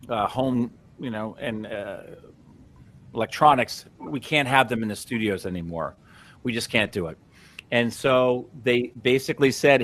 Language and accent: English; Long Beach, New York, United States; moved away; I was a kid from Long Beach, Long Island. I grew up the son of two school teachers